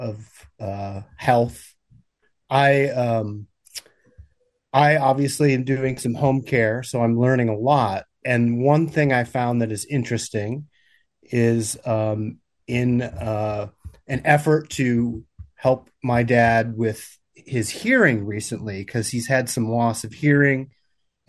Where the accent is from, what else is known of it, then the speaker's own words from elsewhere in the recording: Midwest, United States; I'm from the Midwest